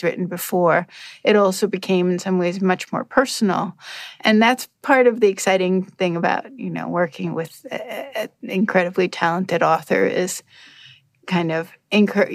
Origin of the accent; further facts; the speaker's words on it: Denmark; now in United States; I'm originally from Denmark